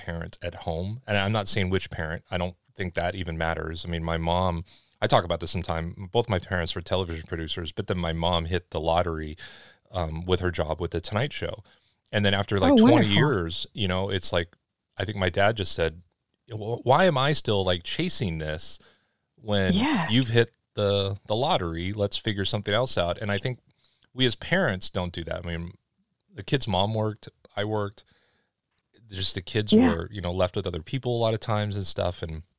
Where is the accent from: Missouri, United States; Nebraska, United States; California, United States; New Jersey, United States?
California, United States; Los Angeles; but like even me growing up in Los Angeles